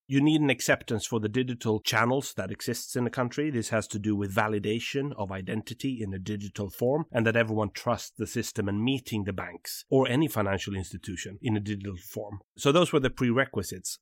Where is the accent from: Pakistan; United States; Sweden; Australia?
Sweden; south of Sweden; from the south of Sweden